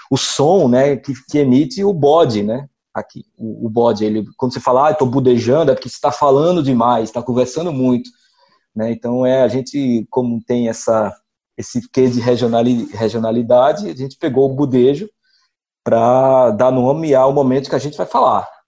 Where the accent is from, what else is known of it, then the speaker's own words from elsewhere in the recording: Ceará, Brazil; accent: Cariri; A gente vai fazer um podcast do Cariri com o nosso sotaque, mas a gente não vai se prender a dizer que o Cariri é bonito, tem belas paisagens e o Padre Cícero está aqui no Juazeiro